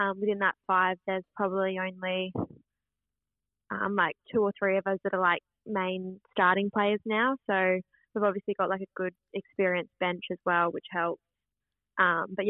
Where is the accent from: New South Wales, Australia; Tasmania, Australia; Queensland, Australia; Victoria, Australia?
Queensland, Australia; Brisbane; I grew up in Brisbane, but where we bought our block in 2016 is where my dad grew up